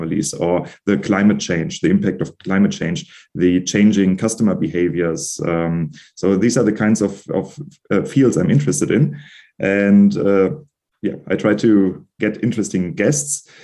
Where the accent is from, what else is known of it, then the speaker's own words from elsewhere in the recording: Germany; I'm from Germany and sometimes I do not pronounce them correctly.